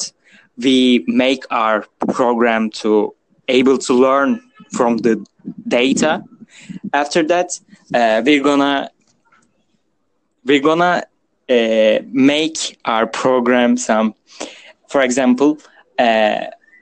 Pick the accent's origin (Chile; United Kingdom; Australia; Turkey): Turkey; I'm a student from Turkey